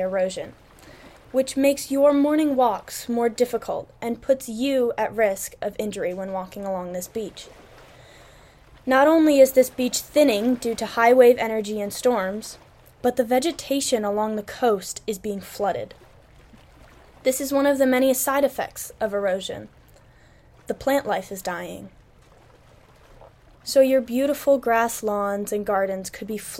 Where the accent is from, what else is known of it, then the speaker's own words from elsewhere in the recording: West Haven, Connecticut, United States; moved away; I grew up in West Haven, Connecticut, right on the coast.